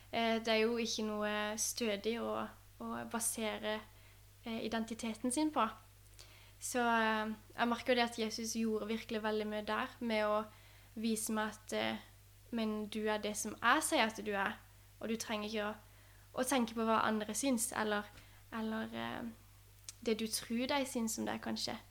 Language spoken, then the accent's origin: Norwegian; Vennesla, Agder, Norway; moved away; Jeg er jo oppvokst i Vennesla, eh, og i Vennesla frikirke